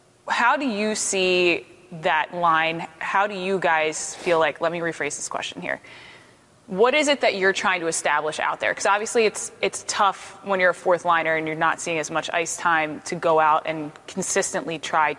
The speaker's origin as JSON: {"language": "English", "town": "Philadelphia", "region": "Pennsylvania", "country": "United States", "said": "I know we talked off camera about how lovely Vancouver is as a city, and I'm from here, so I think Philly's beautiful in its own way."}